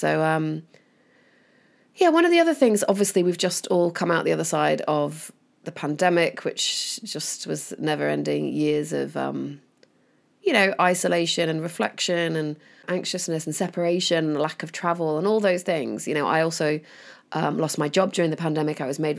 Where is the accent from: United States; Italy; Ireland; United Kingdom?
United Kingdom; Chorley, North West England; I'm originally from Chorley, which is also here in the Northwest. Shout out to any listeners in Chorley.